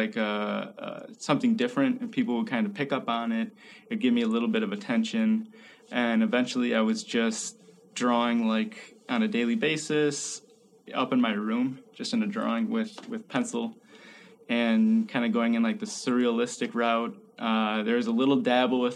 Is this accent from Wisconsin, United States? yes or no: yes; Chippewa Falls, Wisconsin, United States; I grew up in Chippewa Falls in a family of five kids